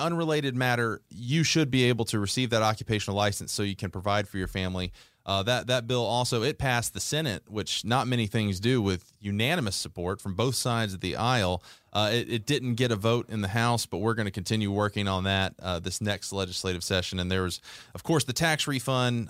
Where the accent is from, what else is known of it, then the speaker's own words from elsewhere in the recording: Conyers, Georgia, United States; I grew up in Conyers, Georgia, which is on the east side of Atlanta